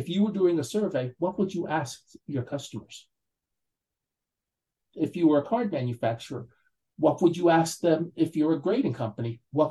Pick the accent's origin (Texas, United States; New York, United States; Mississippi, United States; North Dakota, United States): New York, United States; I'm from New York, so I say online. Most people say in line, but we say online in New York.